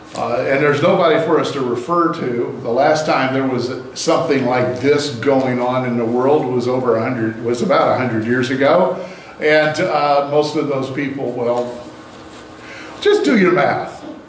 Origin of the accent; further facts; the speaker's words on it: United States; We, we are North Americans, U.S. Americans, we're highly individualistic.